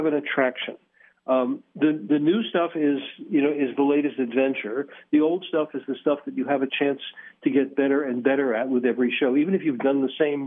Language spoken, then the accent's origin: English; Philadelphia, Pennsylvania, United States; now in Las Vegas, United States; I come from Philadelphia